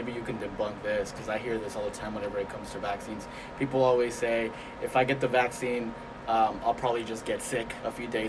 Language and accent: English; Springdale, Arkansas, United States; And I'm from Springdale, just like you, Manny, and here we have the highest number of cases, right?